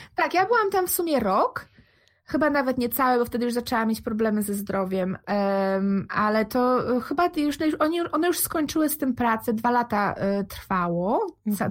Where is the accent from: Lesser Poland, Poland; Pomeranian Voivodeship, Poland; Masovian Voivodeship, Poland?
Pomeranian Voivodeship, Poland; Gdańsk; moved away as an adult; now in Netherlands; jestem z Gdańska, w Polsce mieszkam w Gdańsku.